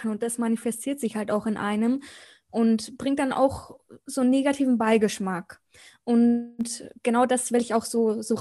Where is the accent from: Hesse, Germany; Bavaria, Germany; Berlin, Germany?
Bavaria, Germany; Munich; Also ich komme aus München, ist heute mein erster Podcast.